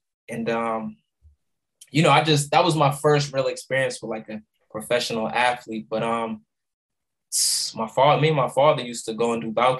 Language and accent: English; Boston, Massachusetts, United States; I grew up in the South End, Lower Roxbury section of Boston.